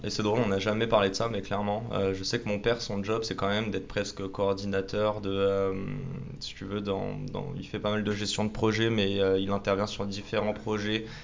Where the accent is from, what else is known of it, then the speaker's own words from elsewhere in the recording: Paris, Île-de-France, France; also born or lived in Canada / Nice; on est près de la Tour Eiffel, dans les locaux de Salesforce. Et moi en fait j'ai grandi juste à côté